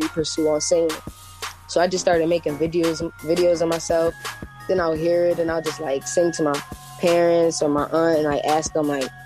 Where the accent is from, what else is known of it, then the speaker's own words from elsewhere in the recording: Cheltenham, Pennsylvania, United States; also born or lived in Philadelphia, Pennsylvania; I grew up in Philadelphia until I was probably 4 years old. Then that's when I moved to Cheltenham. I honestly say I was raised in Cheltenham most of my life